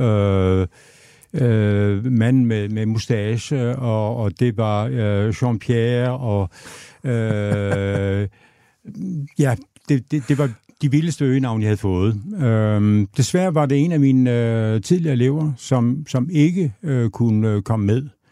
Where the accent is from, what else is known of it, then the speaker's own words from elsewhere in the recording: Aabenraa, Southern Denmark, Denmark; jeg er født og opvokset i, i Åben Rå